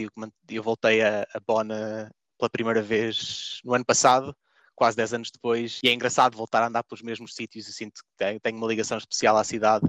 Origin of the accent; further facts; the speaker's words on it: Coimbra, Centro, Portugal; moved away as an adult; also born or lived in Germany / Canada / Austria / Birmingham, England; now in Oxford, United Kingdom; por ter nascido e crescido em Coimbra